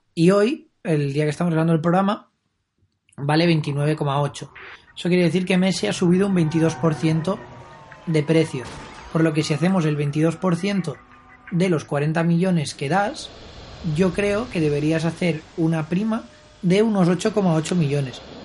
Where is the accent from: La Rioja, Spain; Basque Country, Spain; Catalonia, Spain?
Catalonia, Spain; Barcelona; Nosotros que somos de aquí de Barcelona